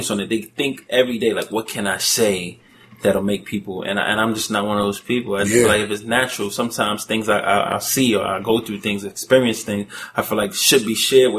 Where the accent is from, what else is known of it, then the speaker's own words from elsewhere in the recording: Milwaukee, Wisconsin, United States; also born or lived in Louisiana / New York; I was born in Louisiana. Mm-hmm. I grew up in Milwaukee. I went to high school in Milwaukee